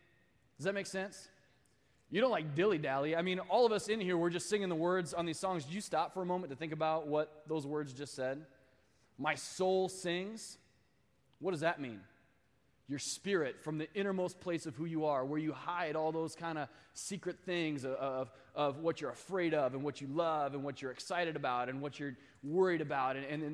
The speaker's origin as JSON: {"language": "English", "region": "Midwest", "country": "United States", "lives_now": "Sacramento, United States", "said": "I actually, I came here from the Midwest. I did a crazy year of master's commission here in Sacramento"}